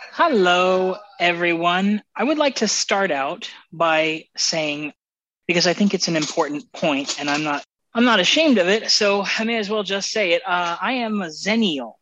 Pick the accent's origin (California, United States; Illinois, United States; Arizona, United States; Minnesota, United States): Arizona, United States; I grew up in Arizona